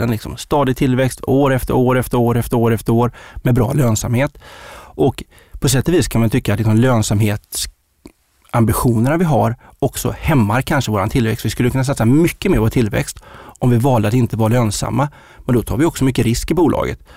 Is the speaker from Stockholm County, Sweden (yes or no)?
no; Uddevalla, Västra Götaland, Sweden; moved away; Jag är från Uddevalla